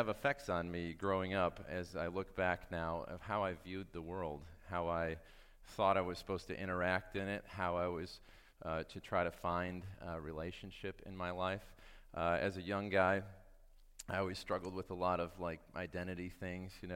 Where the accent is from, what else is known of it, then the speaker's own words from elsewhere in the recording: Michigan, United States; I grew up in Michigan